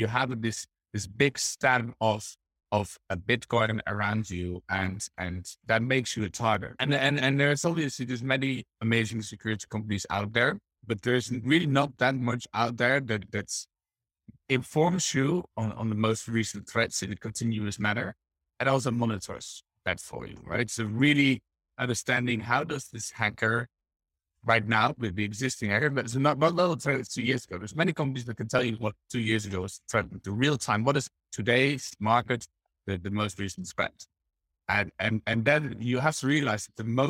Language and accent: English; Netherlands; I grew up in the Netherlands